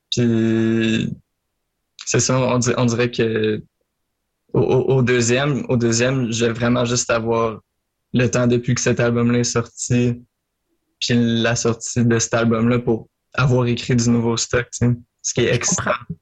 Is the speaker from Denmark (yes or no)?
no; Marieville, Quebec, Canada; je viens de Marieville. En Montérégie, là, sur la rive sud